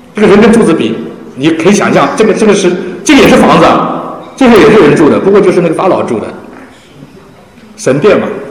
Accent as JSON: {"language": "Chinese", "country": "China", "said": "我们中国人"}